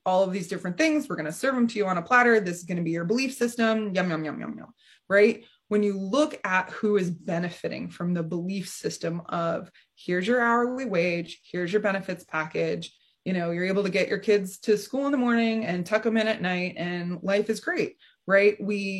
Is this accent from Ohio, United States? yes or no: yes; Kings Mills, Ohio, United States; And I grew up in Kings Mill, Ohio. So I'm familiar with the Midwest and all of it, right?